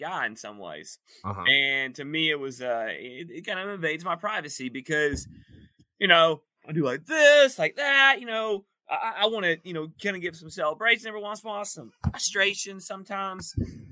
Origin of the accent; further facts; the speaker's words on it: East Point, Georgia, United States; A Georgia man. I'm an Atlanta man. I was born in East Point, ATL-ian